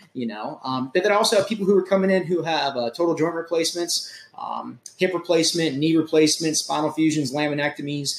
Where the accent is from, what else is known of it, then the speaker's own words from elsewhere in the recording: Charleston, South Carolina, United States; also born or lived in Fort Lauderdale, Florida; I grew up here in West Ashley, went to West Ashley High School